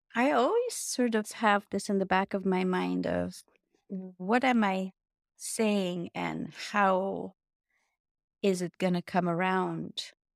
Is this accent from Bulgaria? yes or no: yes; Bulgaria; moved away; my home country is Bulgaria. And I was cast in a children's program. And I was pre pre first grade because we started first grade at 7 back then